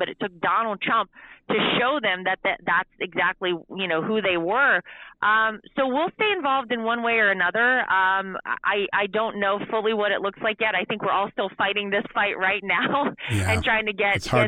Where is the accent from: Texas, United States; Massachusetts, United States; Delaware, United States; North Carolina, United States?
North Carolina, United States; moved away; I grew up in North Carolina. It's my home state.